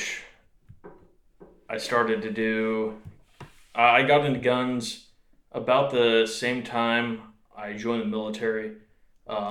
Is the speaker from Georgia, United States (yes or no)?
no; Kansas, United States; moved away as an adult; born and raised in Kansas